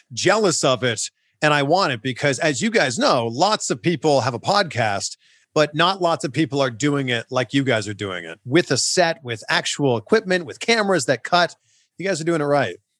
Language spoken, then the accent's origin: English; Canada; as a Canadian